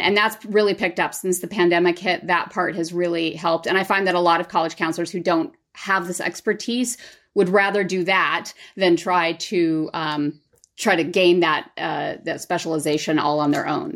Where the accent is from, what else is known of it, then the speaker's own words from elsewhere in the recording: Southern California, United States; I grew up in Southern California